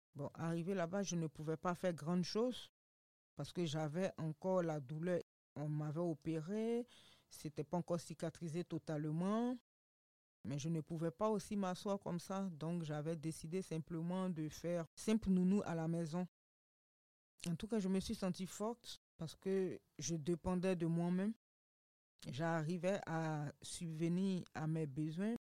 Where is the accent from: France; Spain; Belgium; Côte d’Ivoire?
Côte d’Ivoire; moved away as an adult; also born or lived in Morocco; j'ai quitté la Côte d'Ivoire sans dire au revoir à ma famille